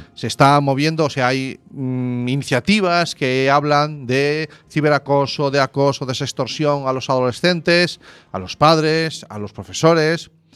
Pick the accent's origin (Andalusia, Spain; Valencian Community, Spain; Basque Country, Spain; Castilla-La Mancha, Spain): Basque Country, Spain; Zarautz; moved away; mi infancia, nuestra infancia fue en el Cantábrico, en Zarauz